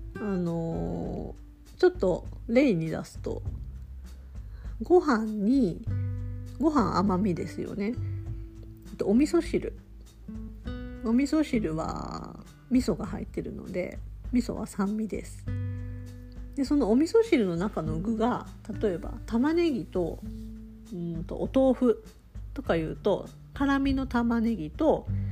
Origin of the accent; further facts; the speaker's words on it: Tokushima, Japan; 私は徳島出身